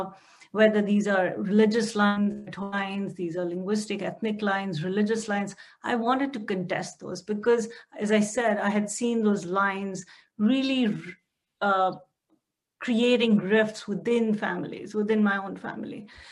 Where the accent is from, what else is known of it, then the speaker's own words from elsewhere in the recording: Jammu and Kashmir, India; moved away; When I was in Kashmir, I didn't realize I had a caste until I got to Jammu, where caste is more predominantly, or it's more sort of palpable as a Brahmin.